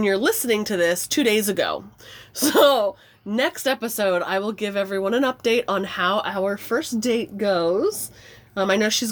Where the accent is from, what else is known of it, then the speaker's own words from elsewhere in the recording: Ventura County, California, United States; moved away; I'm from Ventura County, California